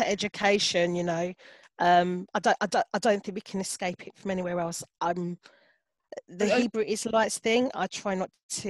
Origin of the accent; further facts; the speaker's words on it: London, United Kingdom; I'm born and bred in Hackney